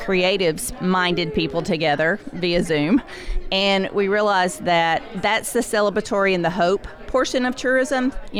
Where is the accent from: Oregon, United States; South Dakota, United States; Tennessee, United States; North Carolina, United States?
Tennessee, United States; Nashville; accent: Southern; I'm from Nashville.